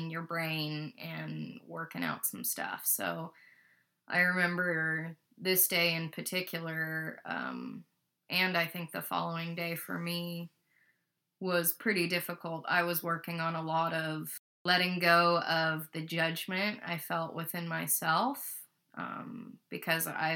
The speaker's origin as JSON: {"language": "English", "town": "Boise", "region": "Idaho", "country": "United States", "said": "that's where we're from"}